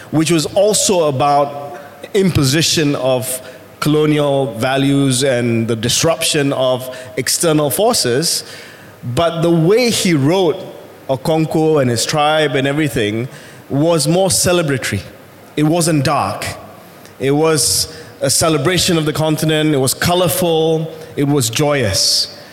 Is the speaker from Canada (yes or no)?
no; Kuwait; born there; I was born not in this country. I was born in Kuwait. And I spent all my life, all my pre adult life abroad.